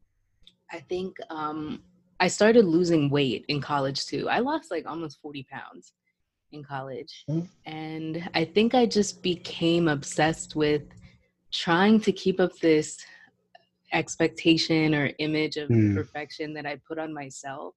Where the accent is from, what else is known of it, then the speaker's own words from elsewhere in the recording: Woodbridge, Virginia, United States; I grew up in Woodbridge, which is pretty multicultural.